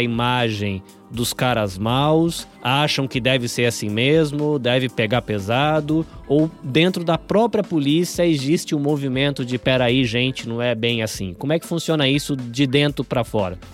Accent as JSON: {"language": "Portuguese", "region": "interior of São Paulo", "country": "Brazil", "tie": "born or raised there", "also_born_or_lived": "Salvador, Bahia", "moved": "yes", "said": "Apesar de nascido em Salvador, eu cresci no interior de São Paulo"}